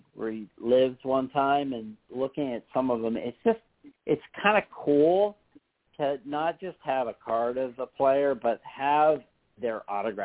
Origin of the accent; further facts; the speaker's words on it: Western Pennsylvania, United States; I grew up in Western Pennsylvania